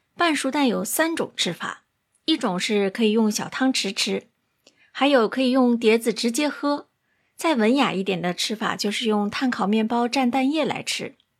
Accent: Singapore; 我是来自新加坡的

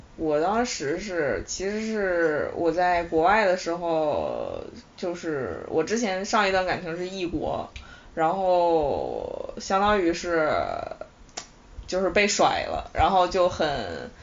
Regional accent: Shanxi, China; now in Beijing, China; 然后从西安要回到我的老家山西

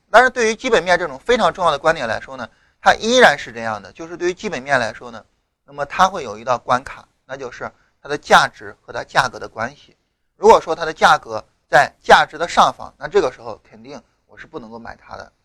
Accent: China; 我们中国人

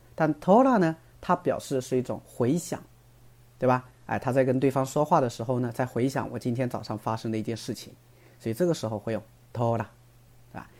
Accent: China; 但我们中国人不会这么说的嘛

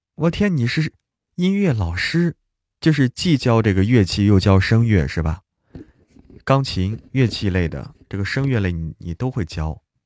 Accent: Hebei, China; moved away; 我河北的

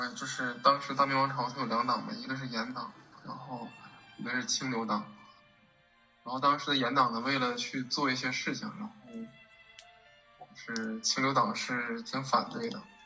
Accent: China; 我们中国人

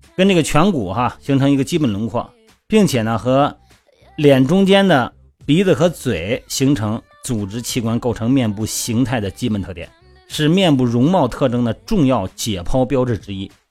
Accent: Linyi, Shandong, China; 我们老家不是山东吗？那个临沂那边

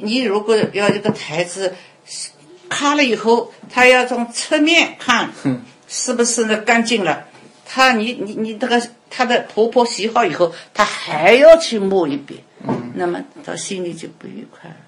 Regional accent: China; moved away as an adult; now in United States; 我们都是， 都是土生土长在我们这个这个嗯，土地上的

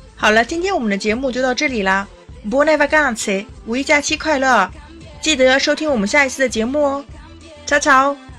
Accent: China; 可能我们中国人不喜欢啦

